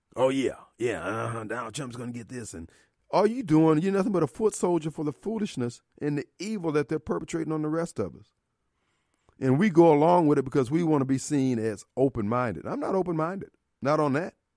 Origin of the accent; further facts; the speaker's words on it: Decatur, Illinois, United States; now in Jackson, United States; my hometown, Decatur, Illinois